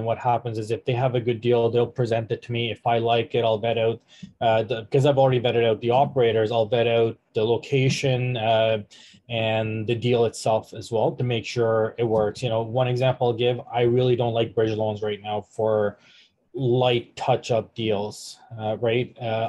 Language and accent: English; Canada; now in Detroit, United States; Like you said, even though I am in Detroit, I'm still Canadian. I'm still paying taxes there.